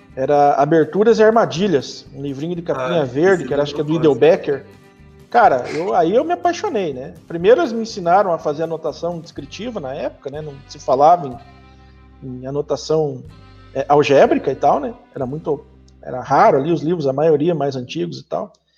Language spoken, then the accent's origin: Portuguese; Piraí do Sul, Paraná, Brazil; also born or lived in Castro; Na verdade, eu nasci em Castro, que é uma cidade vizinha aqui, ah. mas eu moro em Piraí do Sul desde os meus 7, 8 anos. Então, eu sou piraense de coração